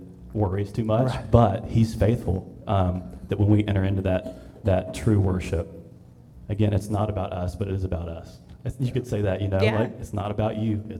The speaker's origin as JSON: {"language": "English", "region": "Alabama", "country": "United States", "said": "I'm from Alabama"}